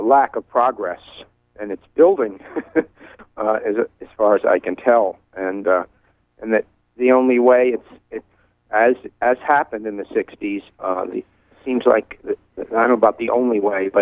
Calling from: Belfast, Maine, United States; calling from Belfast

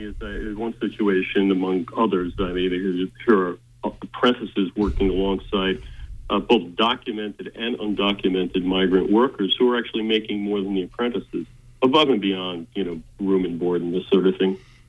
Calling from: South Thomaston, Maine, United States; I'm calling you from South Thomaston.

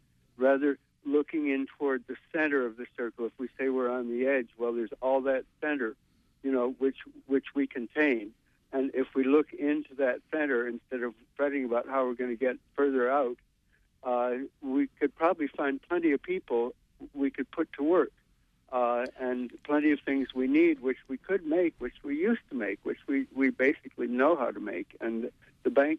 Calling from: New York City, New York, United States; I'm calling from Brooklyn

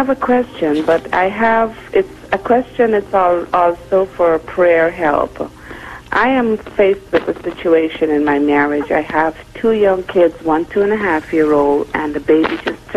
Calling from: Connecticut, United States; I'm calling from Connecticut.

